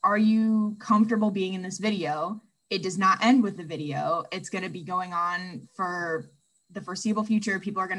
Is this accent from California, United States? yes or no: no; Michigan City, Indiana, United States; I'm from Michigan City, Indiana